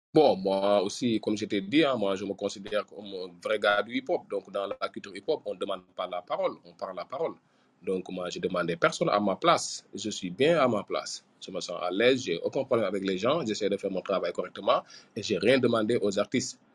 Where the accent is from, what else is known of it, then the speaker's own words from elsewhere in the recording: Ouakam, Diamaguène and Sicap Mbao, Dakar, Senegal; j'ai grandi à, je suis né à Wakam, mais j'ai grandi entre Diamagan et Sikambao.